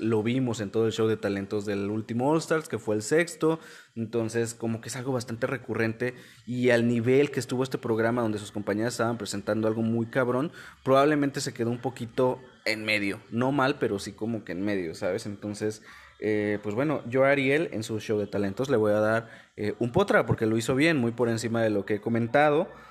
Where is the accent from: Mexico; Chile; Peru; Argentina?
Mexico